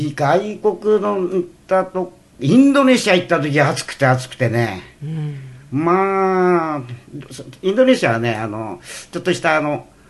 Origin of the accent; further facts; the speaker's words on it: Iwate, Japan; moved away; 俺ちょうど岩手県 出身だから